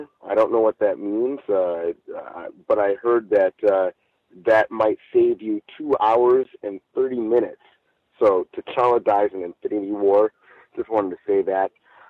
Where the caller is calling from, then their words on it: Chino, California, United States; I'm calling in from Chino, California.